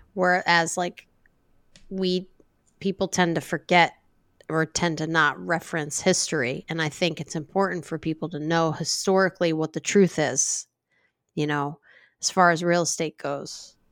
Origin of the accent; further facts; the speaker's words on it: Ocean City, New Jersey, United States; moved away; I grew up in Ocean City, and, you know, I'm, I have deep ties there